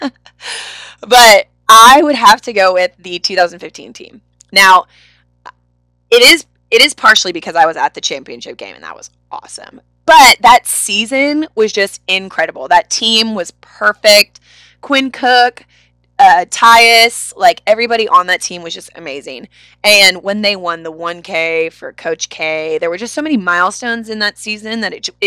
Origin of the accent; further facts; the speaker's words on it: Durham, North Carolina, United States; also born or lived in Kentucky; Growing up in Durham